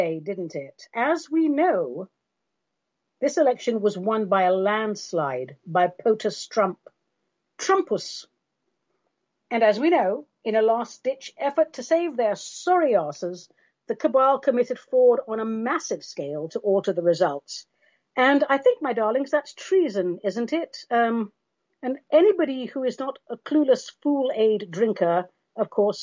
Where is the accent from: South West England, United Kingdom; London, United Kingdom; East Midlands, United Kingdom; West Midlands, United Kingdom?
London, United Kingdom; I'm from London and all of that, but our race ancestry is Armenian